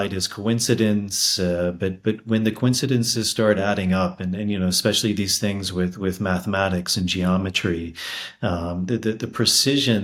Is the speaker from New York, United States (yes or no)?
no; Washington, District of Columbia, United States; also born or lived in Peruvian Amazon / Peruvian Andes; now in Peru; I grew up in Washington, D.C.